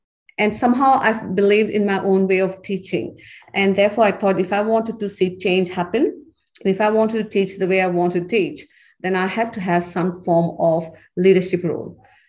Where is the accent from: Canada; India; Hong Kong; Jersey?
India; moved away as an adult; I was studying to be a lecturer when I came from India. And I went to university to study to be an English lecturer.